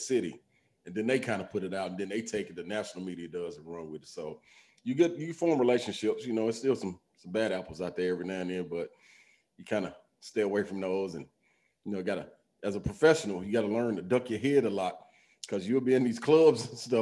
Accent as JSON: {"language": "English", "town": "Nashville", "region": "Tennessee", "country": "United States", "tie": "born or raised there", "said": "growing up in Nashville, single parent home"}